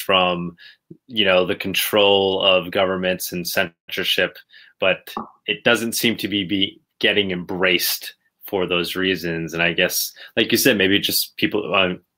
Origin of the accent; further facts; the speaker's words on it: United States; me being an American